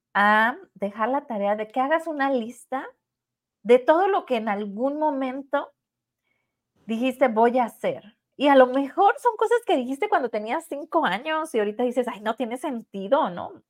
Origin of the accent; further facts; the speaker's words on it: Mexico; Pues nosotros somos de México